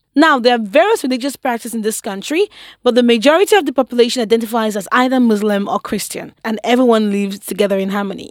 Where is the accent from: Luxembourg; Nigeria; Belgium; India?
Nigeria; I am Nigerian.